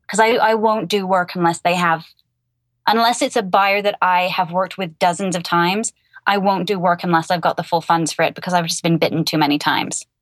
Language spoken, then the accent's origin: English; England, United Kingdom; now in United States; I'm originally from England and I live in America